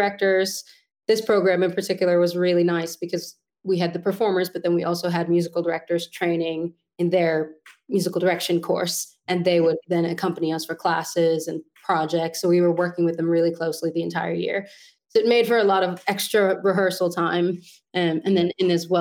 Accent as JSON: {"language": "English", "town": "New York City", "region": "New York", "country": "United States", "tie": "born or raised there", "moved": "as an adult", "lives_now": "London, United Kingdom", "said": "So I grew up on the Upper West Side, born and raised"}